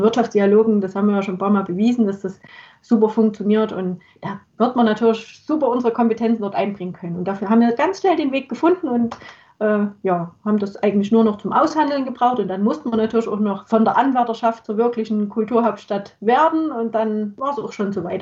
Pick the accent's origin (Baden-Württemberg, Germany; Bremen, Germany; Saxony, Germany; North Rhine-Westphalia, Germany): Saxony, Germany; Chemnitz; meine Heimatstadt